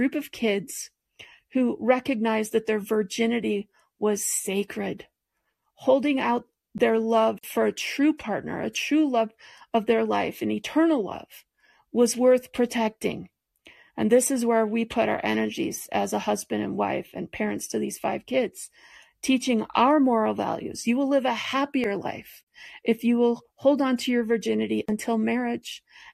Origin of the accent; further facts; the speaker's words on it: Detroit, Michigan, United States; now in Longmont, United States; I grew up in Detroit in the 60s, 70s, and 80s